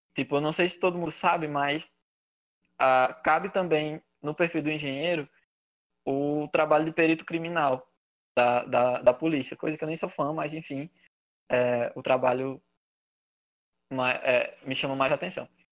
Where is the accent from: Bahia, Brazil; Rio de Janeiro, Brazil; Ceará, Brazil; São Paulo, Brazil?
Ceará, Brazil; Granjeiro; now in Teresina, Brazil; eu sou de, de Grangeiro, no interior do Ceará, uma cidadezinha muito pequena, perto de Juazeiro do Norte